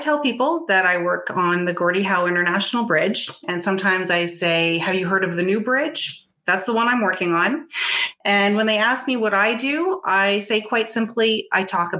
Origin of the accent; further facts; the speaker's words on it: Windsor, Ontario, Canada; I grew up in Windsor. I am a graduate of the University of Windsor